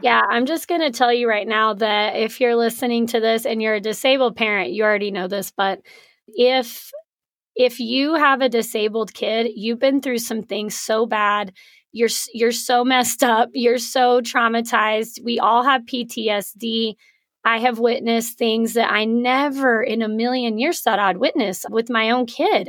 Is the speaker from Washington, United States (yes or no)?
no; Artesia, New Mexico, United States; moved away as an adult; now in Lubbock, United States; I'm from Artesia, New Mexico.